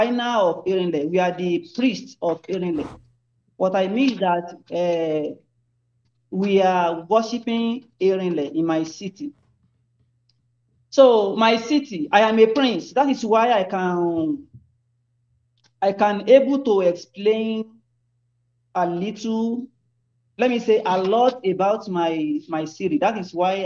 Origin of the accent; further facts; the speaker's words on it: Ilobu, Osun, Nigeria; I'm from Ilobu, Osun State, Nigeria